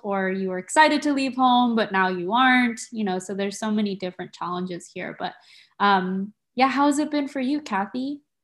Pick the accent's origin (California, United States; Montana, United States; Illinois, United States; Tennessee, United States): California, United States; San Diego; moved away as an adult; also born or lived in Tokyo, Japan; now in Santa Cruz, United States; I grew up in San Diego